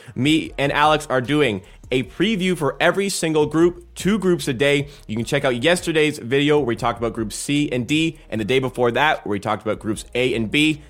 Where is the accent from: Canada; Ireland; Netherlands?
Canada; we are Canadian.